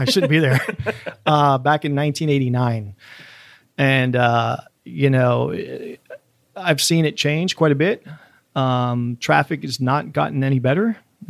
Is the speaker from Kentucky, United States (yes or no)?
no; Florida, United States; now in Miami, United States; I grew up in Central Florida on a farm, you know, walking on fences and, you know, definitely, you know, Mark Twain or Huckleberry Finn kind of stuff.